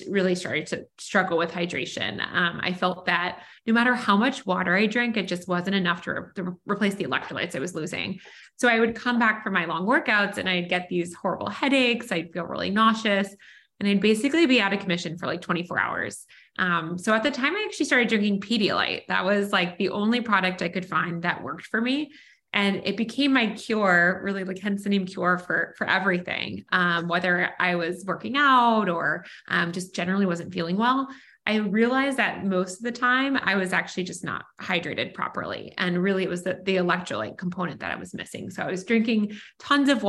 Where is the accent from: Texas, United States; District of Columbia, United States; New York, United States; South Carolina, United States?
District of Columbia, United States; Washington; also born or lived in Pennsylvania; I grew up in Washington, D.C. and went to the University of Pennsylvania for college